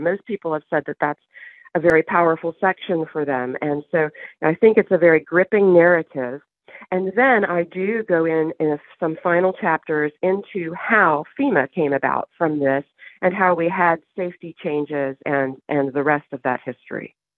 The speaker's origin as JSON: {"language": "English", "town": "Waverly", "region": "Tennessee", "country": "United States", "tie": "born or raised there", "said": "And Waverly, Tennessee, where the main story of the book takes place, is my hometown"}